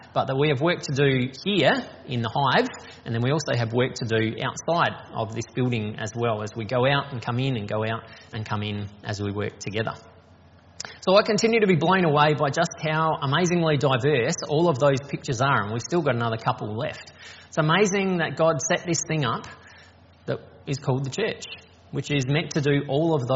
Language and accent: English; Strathalbyn, South Australia, Australia; also born or lived in Hawker / Yorketown; now in Adelaide, Australia; So I grew up in the country, so I was born here in Adelaide, but when I was 6 months old we moved to Hawker in the Flinders Ranges, and then when I was 3 we moved to Yorktown on the York Peninsula, and then when I was 10 we moved to Strathalbyn up in the hills, and I was there until I finished high school